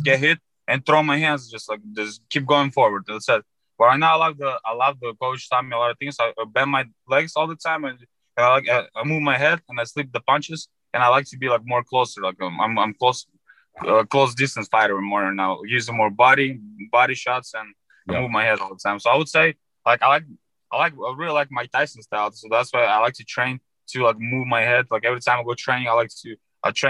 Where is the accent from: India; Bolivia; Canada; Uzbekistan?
Uzbekistan; Fergana, Fergana Region; English is a second language; now in United States; I'm from Uzbekistan, Ferghana